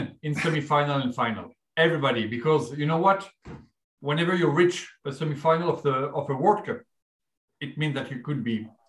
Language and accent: English; Canada; I'm French Canadian. I'm French Canadian.